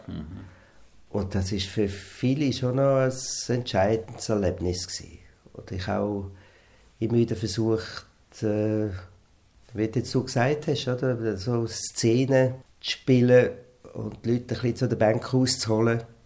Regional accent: Wattwil, St. Gallen, Switzerland; Wir sind beide in Wattwil aufgewachsen

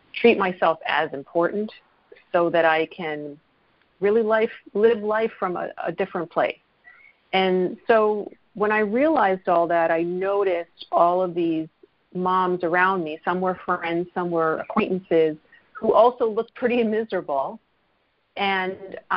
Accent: New Jersey, United States; I am from New Jersey

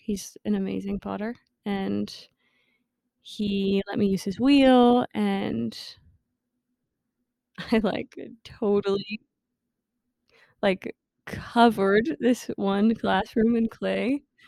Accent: New Jersey, United States; I joined a studio in my hometown in New Jersey, um, Madison Mud

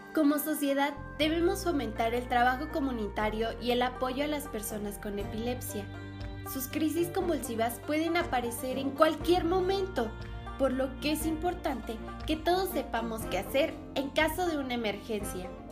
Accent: State of Mexico, Mexico; soy del Estado de México

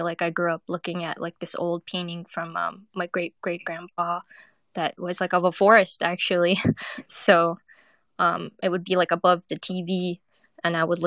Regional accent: West Coast, United States; also born or lived in Thailand; now in New York, United States; I'm originally from the West Coast, but I lived in New York for 20 years

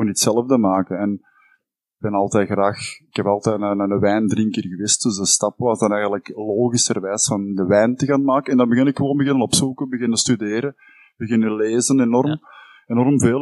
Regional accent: Campine, Flanders, Belgium; wij komen uit Hertje Kempen

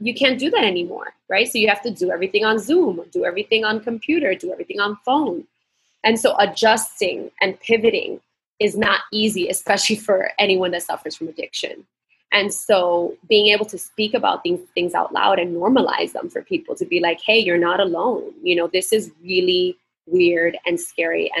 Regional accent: New York, United States; moved away as an adult; now in Puerto Rico; I grew up in New York my whole life

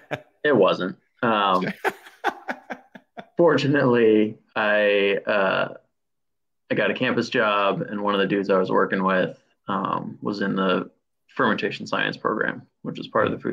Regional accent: Pacific Northwest, United States; moved away as an adult; also born or lived in Portland, Oregon; now in Cincinnati, United States; growing up in the Pacific Northwest

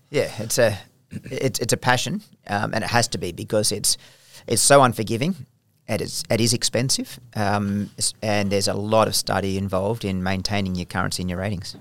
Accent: Australia; I was taken over as still an Australian officer, so I was still Australian, wearing Australian rank, employed by the Australian government

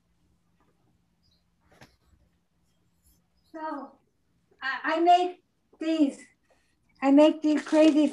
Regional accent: Long Island, New York, United States; moved away; I'm from Long Island, New York.

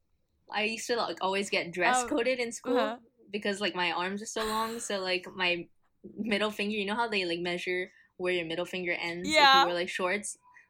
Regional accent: Honolulu, Hawaii, United States; I am 20 years old. I was born and raised in Honolulu, Hawaii.

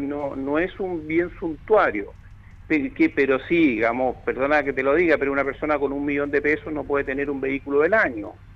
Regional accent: Chile; como buenos chilenos somos

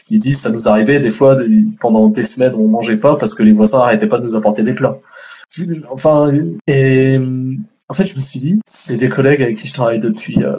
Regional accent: France; now in Canada; à la base je suis français, euh, j'ai grandi en France, ça fait que neuf mois que je suis au Québec.

